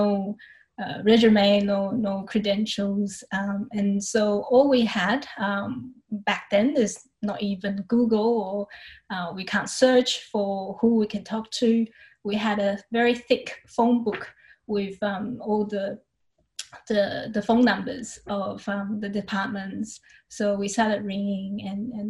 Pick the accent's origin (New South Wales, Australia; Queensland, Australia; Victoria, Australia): Queensland, Australia; Brisbane; I'm from Brisbane, Australia, and the state that Brisbane is in is Queensland